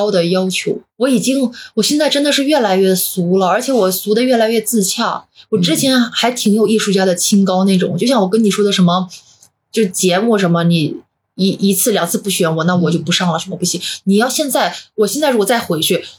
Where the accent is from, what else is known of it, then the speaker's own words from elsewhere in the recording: northern China, China; now in Shanghai, China; 因为我是北方人嘛，然后从小在北方长大，我本来是不习惯南方的